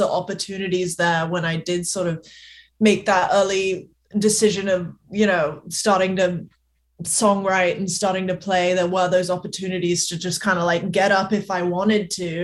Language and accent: English; Gloucestershire, South West England, United Kingdom; accent: strange accent; now in Nashville, United States; My mom is from West Tennessee, so me and all my siblings were born in the US, but we grew up primarily in the UK, Gloucestershire, England